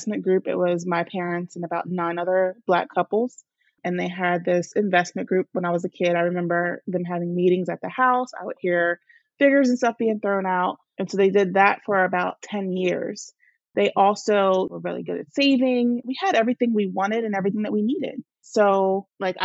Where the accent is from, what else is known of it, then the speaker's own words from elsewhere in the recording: New Jersey, United States; I am from New Jersey, born and raised here